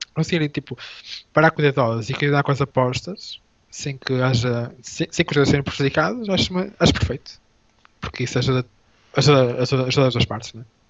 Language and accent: Portuguese; Portugal; first language Portuguese; somos portugueses